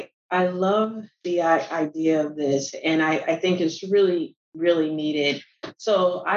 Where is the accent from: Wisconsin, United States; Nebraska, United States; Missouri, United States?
Nebraska, United States; Omaha; moved away as an adult; now in Palm Beach County, United States; I'm originally from Omaha, Nebraska.